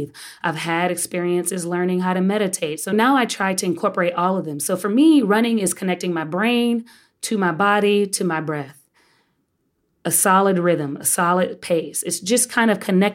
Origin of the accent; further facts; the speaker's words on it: Texas, United States; now in New York, United States; I'm a Texan.